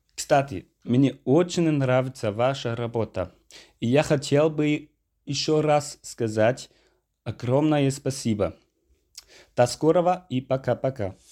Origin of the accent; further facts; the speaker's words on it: Germany; Russian is a second language; я из Германии